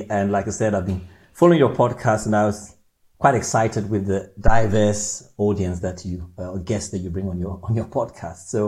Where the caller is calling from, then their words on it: Orpington, London, United Kingdom; So, I'm actually in London, um, in Orpington, in London.